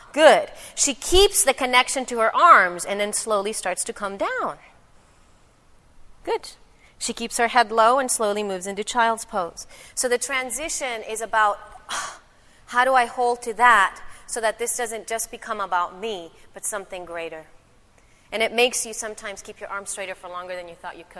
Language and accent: English; El Salvador; I'm from El Salvador